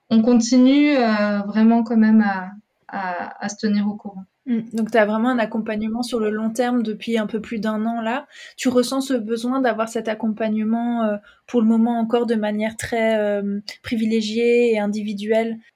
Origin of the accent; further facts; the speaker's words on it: France; moved away as an adult; now in Belgium; moi, à l'origine, je suis française.